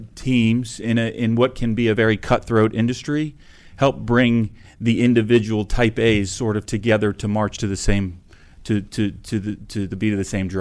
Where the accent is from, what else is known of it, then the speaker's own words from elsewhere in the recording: Potomac, Maryland, United States; also born or lived in Upper Marlboro, Maryland; I grew up, until I was in third grade, I grew up in Prince George's County in Upper Marlboro, Maryland. Then I moved to Potomac, Maryland.